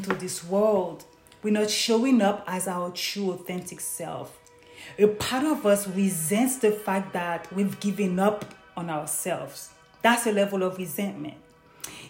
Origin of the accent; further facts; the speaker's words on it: Haiti; Growing up in Haiti